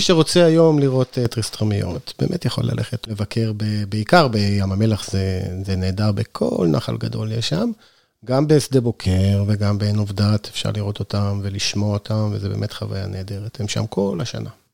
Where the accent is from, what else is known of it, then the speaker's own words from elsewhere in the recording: Northern Israel, Israel; now in Sde Boker, Israel; אני לא נולדתי במדבר, אני נולדתי בצפון בכלל